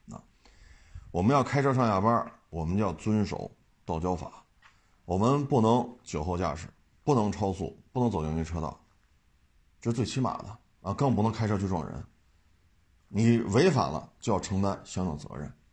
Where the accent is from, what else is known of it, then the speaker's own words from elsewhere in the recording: China; 我们中国人